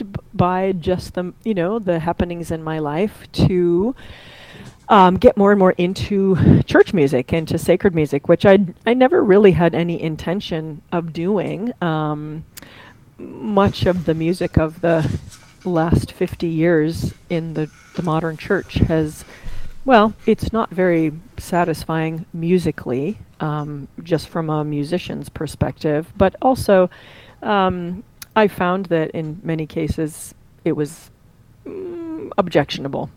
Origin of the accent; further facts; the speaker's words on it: Central New York, United States; now in Cincinnati, United States; I live in Cincinnati, Ohio, although I am a transplant from Central New York.